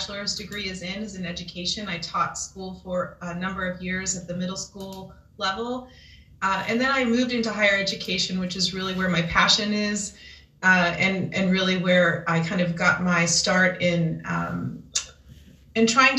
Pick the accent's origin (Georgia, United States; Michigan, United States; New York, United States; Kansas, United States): Kansas, United States; moved away as an adult; also born or lived in San Jose, California; born and raised in Kansas